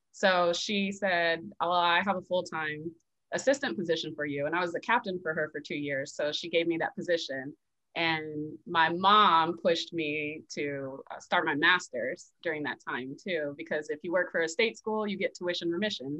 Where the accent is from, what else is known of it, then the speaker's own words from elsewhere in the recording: Las Vegas, Nevada, United States; moved away as an adult; also born or lived in Baltimore; I'm originally from Las Vegas, Nevada